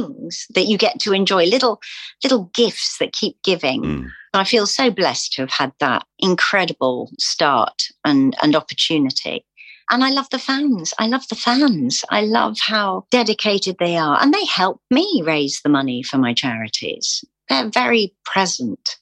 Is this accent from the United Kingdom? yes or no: yes; England, United Kingdom; I am English